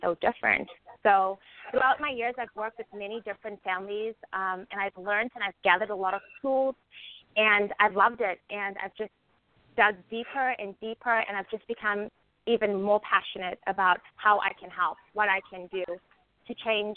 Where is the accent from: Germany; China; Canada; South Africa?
South Africa; moved away as an adult; now in United States; So I'm originally from South Africa, grew up in South Africa and was raised in South Africa.